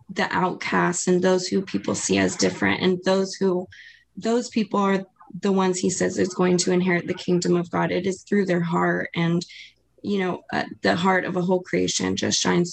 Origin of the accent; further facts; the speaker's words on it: Maui, Hawaii, United States; I'm also from Hawaii. I'm from Maui, Hawaii.